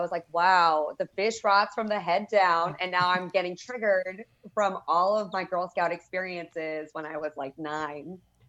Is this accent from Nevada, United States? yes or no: yes; Reno, Nevada, United States; now in Austin, United States; I'm also grew up in Reno, Nevada. Or I grew up in Reno, Nevada.